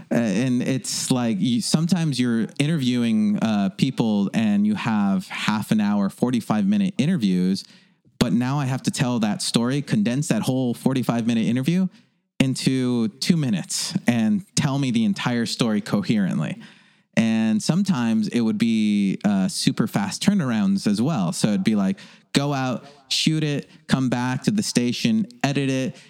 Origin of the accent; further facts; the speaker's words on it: Los Angeles, California, United States; also born or lived in Granada Hills; I grew up in North Hollywood